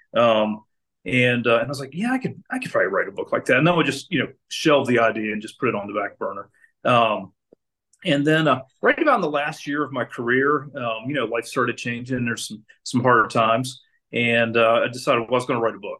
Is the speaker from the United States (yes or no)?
yes; Maryland, United States; I grew up in Maryland